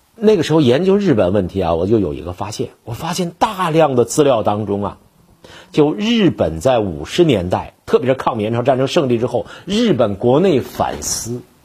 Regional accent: Northeast China, China; 作为一个东北人

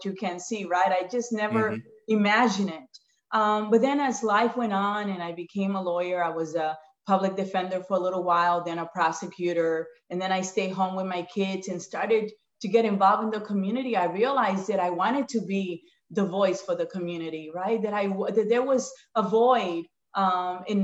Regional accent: New York City, New York, United States; moved away as an adult; also born or lived in Dominican Republic / Bronx, New York / Buffalo, New York; now in Maryland, United States; I grew up in Washington Heights

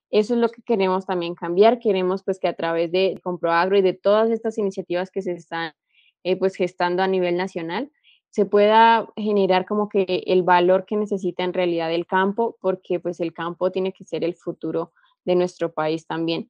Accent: Boyacá, Colombia; soy de origen boyacense

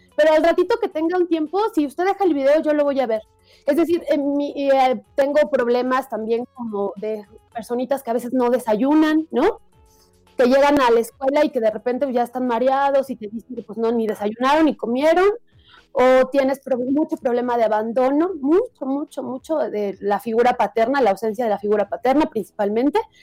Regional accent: Ecatepec, State of Mexico, Mexico; yo crecí en el Estado de México, pero en Ecatepec

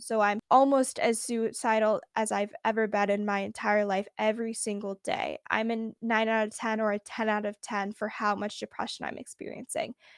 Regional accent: San Francisco Bay Area, California, United States; I'm from the Bay Area

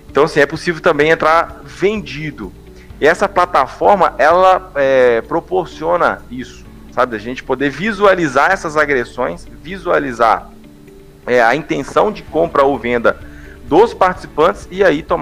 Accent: Ipatinga, Minas Gerais, Brazil; now in São Paulo, Brazil; eu atualmente eu moro em São Paulo mas eu sou de Ipatinga, Minas Gerais

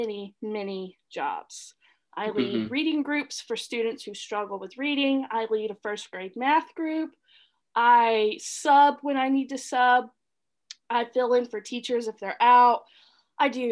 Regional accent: Mississippi, United States; moved away as an adult; also born or lived in Mobile, Alabama / Chicago; now in Florida, United States; I was born and raised in Mississippi

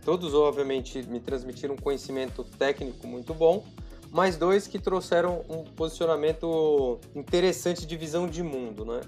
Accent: São José do Rio Preto, São Paulo, Brazil; numa cidade do interior de São Paulo, que chama São José do Rio Preto, inclusive a é minha cidade natal.

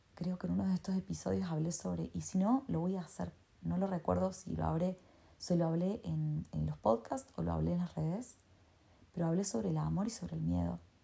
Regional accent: Argentina; yo soy de Argentina

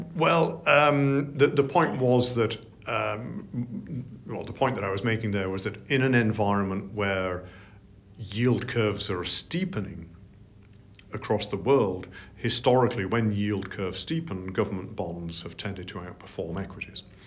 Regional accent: Yorkshire and the Humber, United Kingdom; I'm from Yorkshire

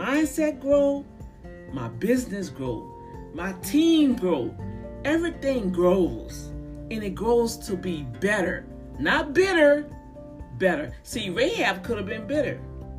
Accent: New Orleans, Louisiana, United States; my hometown in New Orleans

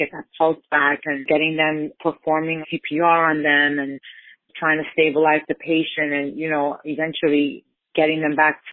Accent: New York City, New York, United States; I grew up in the Lower East Side, which is my community

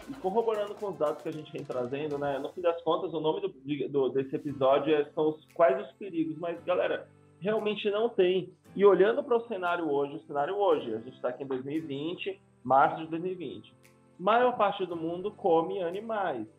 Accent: Bahia, Brazil; o meu corpo de baiano

